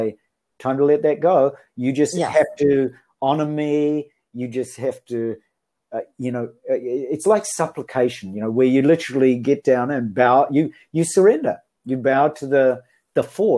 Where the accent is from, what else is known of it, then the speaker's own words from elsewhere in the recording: New Zealand; now in Japan; I come from New Zealand, although I'm living in Japan.